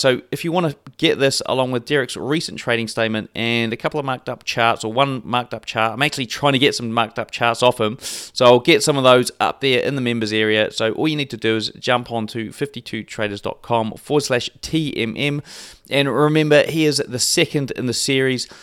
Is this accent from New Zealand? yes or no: yes; New Zealand; being a Kiwi